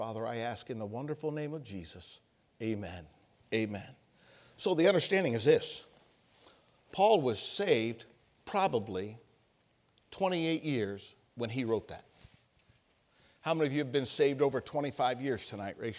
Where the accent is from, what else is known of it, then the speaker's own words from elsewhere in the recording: Ohio, United States; moved away as an adult; I'm from Ohio. I lived my teenage years in Ohio